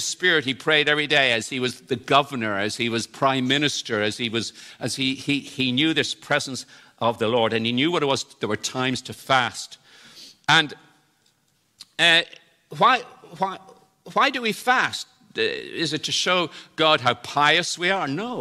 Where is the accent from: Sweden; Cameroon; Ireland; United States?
Ireland; in Ireland, we think we have this, even though I was brought up in the Protestant tradition